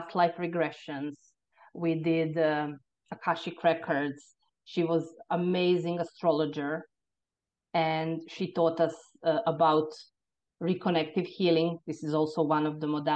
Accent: Croatia; moved away as an adult; now in Ireland; I was born in Croatia. And in the time when I was born in the 70s, Croatia was still part of Yugoslavia

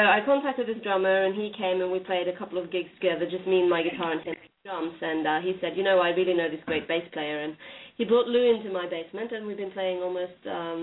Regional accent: Norway; moved away as an adult; now in United States; I'm originally from Norway, and I've been in the U.S. for about 7 years now.

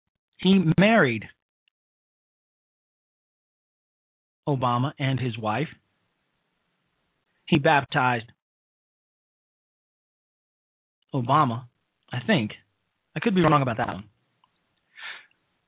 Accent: Chicago, Illinois, United States; I am from Chicago. I was raised in Chicago

